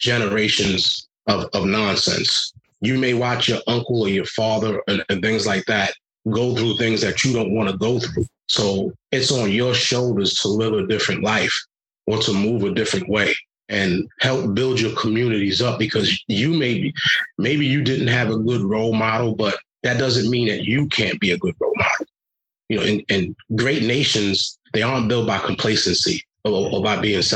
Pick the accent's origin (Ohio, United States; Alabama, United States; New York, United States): New York, United States; New York City; moved away as an adult; also born or lived in Rhode Island; now in New Hampshire, United States; growing up in Brooklyn, New York is one thing, but to then be in New Hampshire